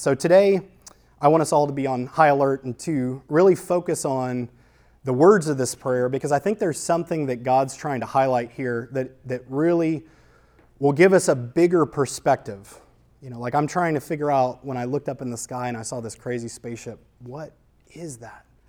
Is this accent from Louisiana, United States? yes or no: yes; New Orleans, Louisiana, United States; I grew up in New Orleans